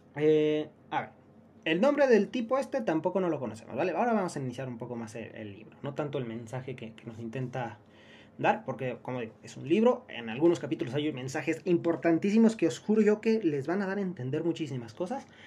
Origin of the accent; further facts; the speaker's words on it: Mexico; venimos de México